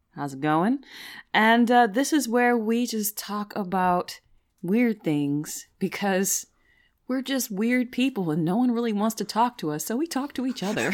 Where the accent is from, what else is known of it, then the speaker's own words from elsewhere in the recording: United States; I'm American through and through.